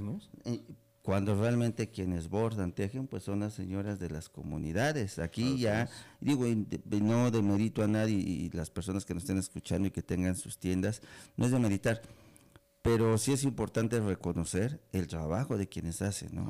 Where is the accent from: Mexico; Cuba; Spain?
Mexico; Betaza, Oaxaca; yo soy de comunidad, yo soy de aquí de la sierra, soy de Betaza